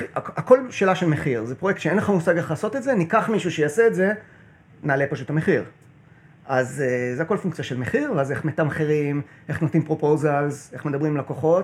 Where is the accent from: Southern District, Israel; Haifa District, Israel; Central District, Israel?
Haifa District, Israel; Kiryat Bialik; also born or lived in New Jersey, United States / Connecticut, United States; אני קריית, אה, קריית ביאליק